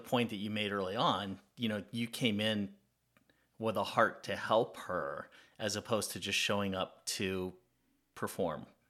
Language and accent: English; California, United States; now in Atlanta, United States; I grew up in California, not far from where you grew up